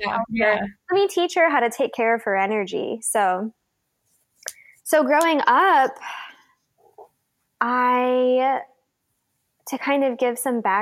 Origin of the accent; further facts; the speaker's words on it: Downers Grove, Illinois, United States; I grew up in Downers Grove, Illinois, a sort of little middle class Midwestern town where everyone knows everyone